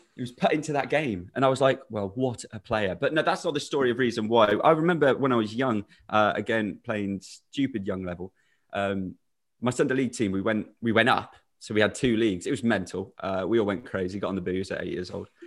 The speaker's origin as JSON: {"language": "English", "area": "Shropshire", "region": "West Midlands", "country": "United Kingdom", "said": "I'm from Shropshire. I live in Shrewsbury."}